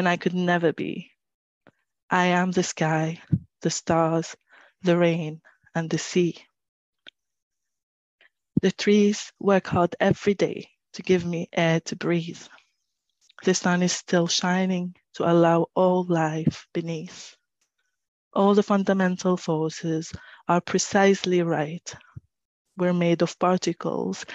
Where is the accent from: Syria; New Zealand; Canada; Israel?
Syria; moved away as an adult; now in Newcastle, United Kingdom; I'm originally from Syria. I moved to the UK about 10 years ago now